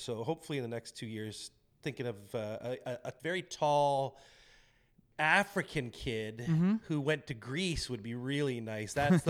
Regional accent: Ontario, Canada; I grew up near Windsor and my uncle took me to Pistons games.

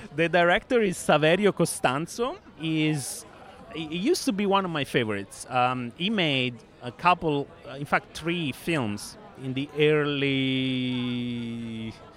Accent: Rome, Lazio, Italy; my hometown is from rome

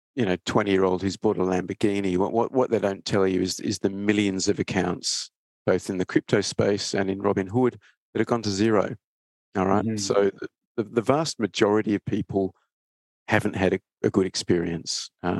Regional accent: Perth, Western Australia, Australia; also born or lived in Sydney; I grew up in Perth. Well, went to high school and university in Perth, Western Australia, and then kind of made my career in Sydney.

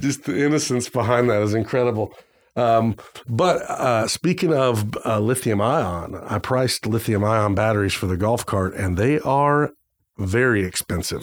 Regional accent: Arizona, United States; moved away; I grew up in Arizona for a while

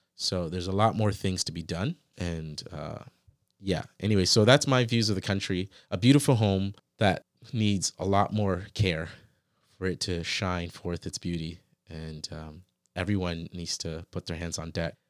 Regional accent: United States; moved away; also born or lived in Canada / Ghana; when I grew up in the States, I felt like that was like a country, but I never really felt like it was my country.

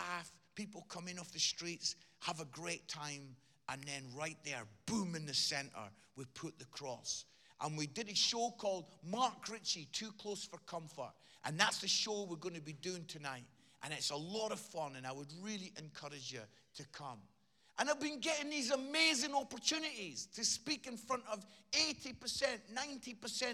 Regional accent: Edinburgh, Scotland, United Kingdom; I grew up in Edinburgh and I used to go as a 15, 16-year-old lad.

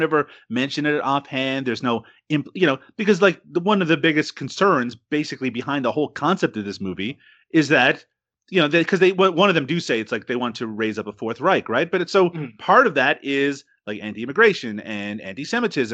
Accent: Canada; I'm Canadian.

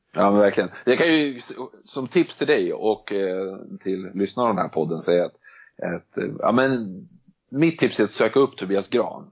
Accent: Stockholm, Stockholm County, Sweden; also born or lived in Denmark; Jag kommer från, eh, Stockholm och bor i Stockholm

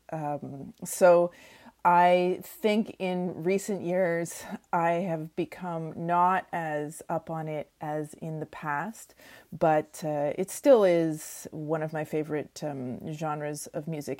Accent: Oshawa, Ontario, Canada; moved away; I grew up in Oshawa, Ontario

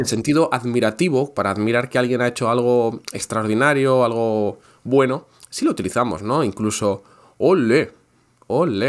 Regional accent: Basque Country, Spain; Yo soy del País Vasco.

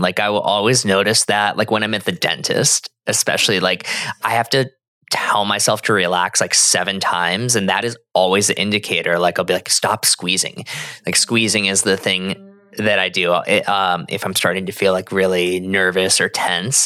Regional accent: Arizona, United States; I'm from Arizona.

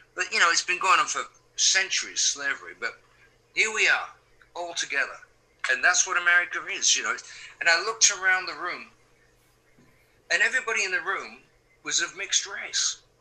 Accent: England, United Kingdom; moved away as an adult; also born or lived in East Coast, United States; now in California, United States; I'm being British, being English. I mean, I was raised with the rain and the fog and the wind and the seasons changing

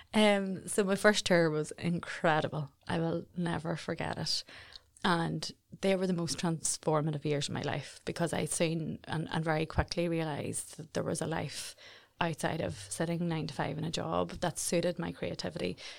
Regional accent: Jonesborough, Northern Ireland, United Kingdom; I'm originally from Jonesboro, a little village, village in South Armagh. I grew up the youngest

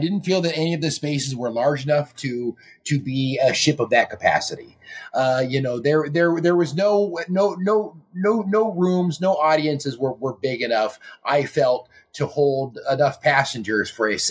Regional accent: Texas, United States; we're from Texas

